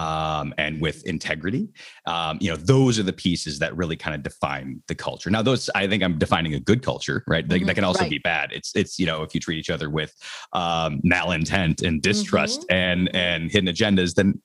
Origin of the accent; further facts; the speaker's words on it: Minneapolis, Minnesota, United States; moved away as an adult; also born or lived in Miami; born and raised in Minneapolis, Minnesota, up in the cold, cold north